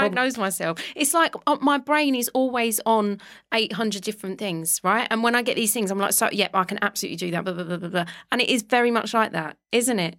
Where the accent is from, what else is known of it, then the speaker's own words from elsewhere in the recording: London, United Kingdom; moved away as an adult; I grew up in Walthamstow in London